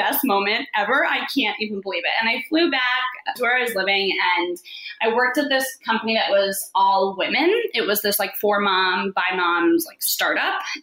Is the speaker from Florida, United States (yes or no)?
yes; Florida, United States; moved away as an adult; also born or lived in New York; I grew up in Florida. I moved to New York right after school